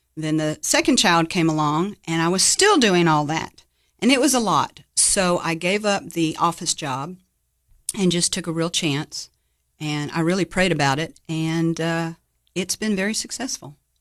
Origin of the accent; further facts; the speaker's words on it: Jacksonville, Florida, United States; moved away as an adult; now in Cookeville, United States; I grew up in Jacksonville, Florida. I was there about twenty-one years.